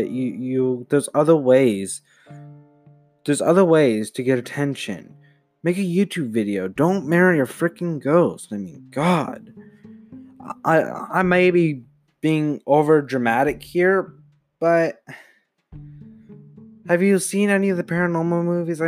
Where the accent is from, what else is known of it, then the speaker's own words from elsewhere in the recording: United States; I'm an American